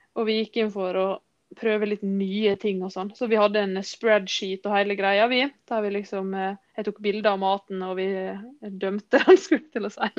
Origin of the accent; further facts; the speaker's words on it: Sunnmøre, Møre og Romsdal, Norway; Vi kommer fra Sunnmøre